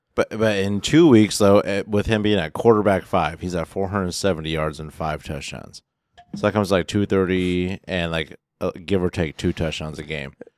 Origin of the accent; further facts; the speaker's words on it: Inland Northwest, United States; we're from the Inland Northwest